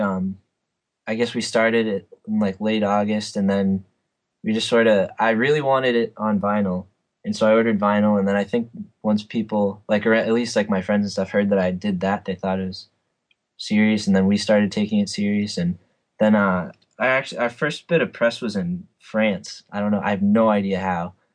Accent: North Andover, Massachusetts, United States; I'm from North Andover, a small town outside of Boston

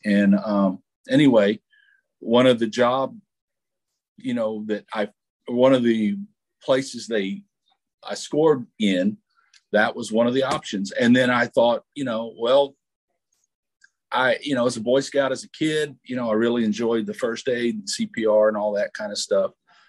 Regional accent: Texas, United States; Well, I am from South Texas. I grew up in a small town about 45 minutes south of San Antonio, and we were exactly 100 miles from Laredo.

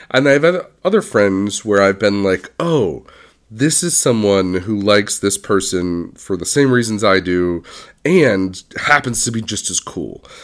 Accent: California, United States; moved away as an adult; also born or lived in Philadelphia; someone who's born and raised in Southern California, left to spend a good chunk in Philly, and then came back to California to really settle down

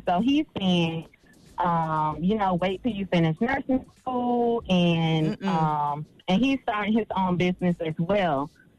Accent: Florida, United States; We're from Florida. Charlamagne, don't come for us. But and his parents, they have land in Central Florida.

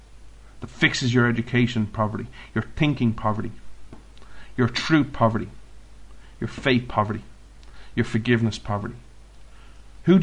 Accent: Ireland; I'm Irish.

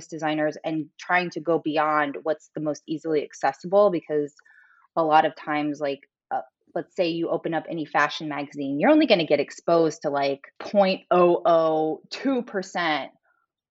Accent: St. Louis, Missouri, United States; I grew up in the Midwest, I grew up in St. Louis, Missouri.

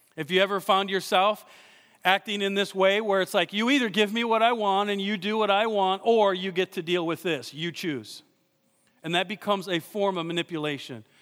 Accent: Iowa, United States; I'm from Iowa.

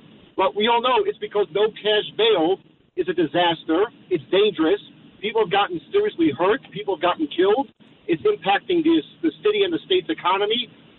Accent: New York City, New York, United States; I'm from Brooklyn originally, not that far from that neighborhood where that you had mentioned from East Flatbush

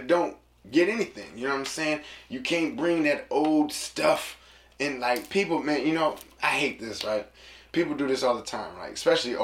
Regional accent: San Francisco, California, United States; also born or lived in Sacramento; when I moved from San Francisco and I moved to Sacramento, I was in middle school

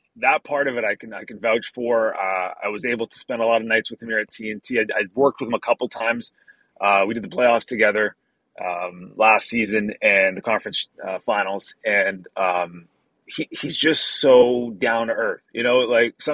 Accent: Burnaby, British Columbia, Canada; moved away as an adult; also born or lived in Toronto, Canada / Avon, Connecticut, United States; now in Peachtree City, United States; As a Canadian

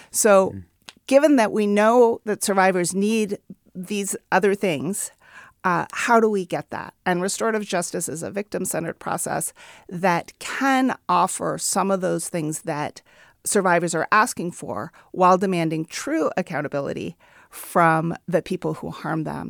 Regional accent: Oakland, California, United States; my hometown of Oakland

